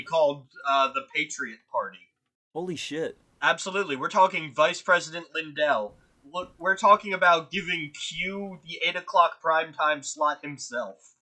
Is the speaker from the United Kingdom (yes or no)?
no; Ireland; Yeah, the Irish are a hive mind. I'm allowed to say this because I'm Irish.